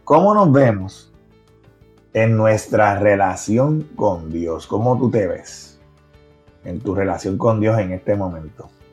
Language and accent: Spanish; Puerto Rico; accent: Puerto Rican; como boricua. ¿eh? el acento se conoce